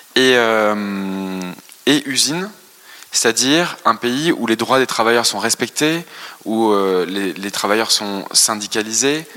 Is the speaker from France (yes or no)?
yes; France; born or raised there